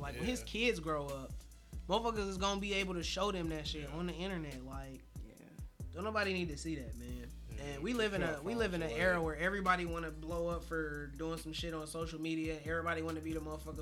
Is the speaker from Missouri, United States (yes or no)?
yes; Kansas City, Missouri, United States; I'm from Kansas City, and, like, out there, Crips and Bloods is, like, that's some real ass shit. So, like, we grew up with that.